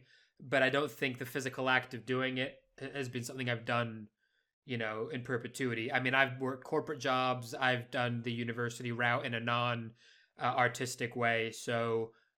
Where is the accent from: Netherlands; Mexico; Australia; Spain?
Spain; moved away; growing up in Spain where they can't pronounce SH at all